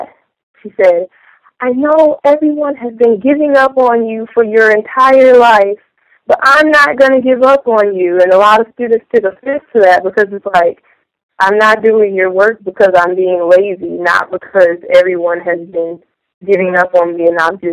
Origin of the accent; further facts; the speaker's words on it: Chicago, Illinois, United States; I'm from Chicago